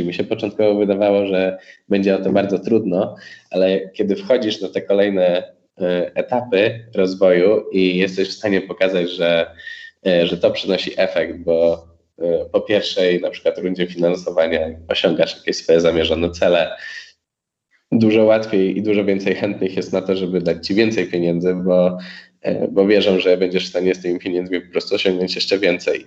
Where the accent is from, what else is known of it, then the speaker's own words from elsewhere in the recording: Poland; jesteśmy z Polski